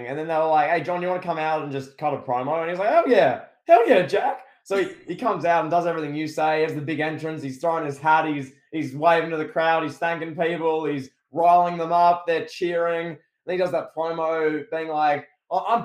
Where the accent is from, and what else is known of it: Australia